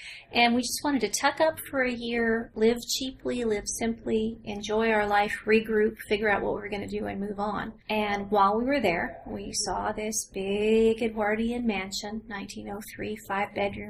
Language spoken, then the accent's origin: English; Northeast Tennessee, United States; moved away as an adult; now in Big Stone Gap, United States; I am from Northeast Tennessee